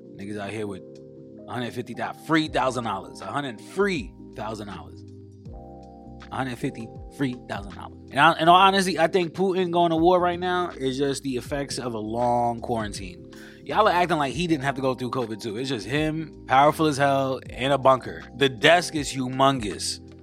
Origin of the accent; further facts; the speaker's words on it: New York, United States; I'm from New York